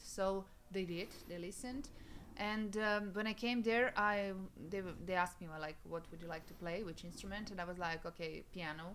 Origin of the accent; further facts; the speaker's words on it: Serbia; English is a second language; my hometown, which mm. is uh, like 100 kilometers away from Belgrade in the west